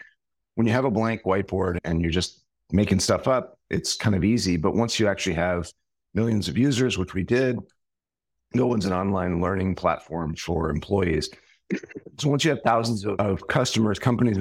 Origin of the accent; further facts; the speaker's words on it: New York City, New York, United States; I'm originally from New York City